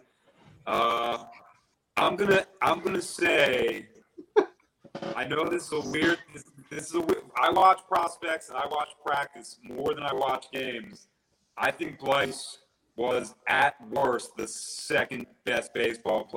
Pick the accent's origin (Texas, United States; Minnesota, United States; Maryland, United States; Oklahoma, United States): Maryland, United States; Reisterstown; moved away as an adult; now in Sarasota, United States; I'm from Baltimore County, so it's like my town is called Reisterstown. It's a northwest suburb of Baltimore